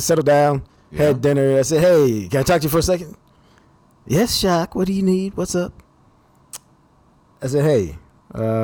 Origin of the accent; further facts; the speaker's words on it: Dallas, Texas, United States; I grew up in Oak Cliff